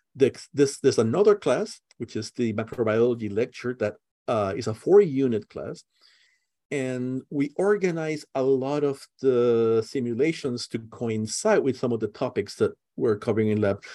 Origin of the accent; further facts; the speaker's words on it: Puerto Rico; now in Merced, United States; I'm originally from Puerto Rico